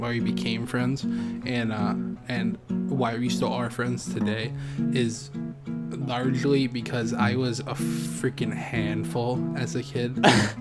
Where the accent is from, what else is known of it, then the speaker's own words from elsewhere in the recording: Haverhill, Massachusetts, United States; my original house where I grew up in Haverhill